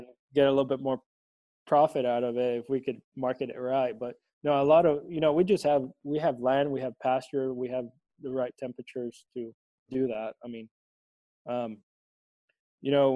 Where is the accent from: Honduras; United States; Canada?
Honduras; Tegucigalpa, Francisco Morazán; where I grew up in Tegucigalpa, that's the capital.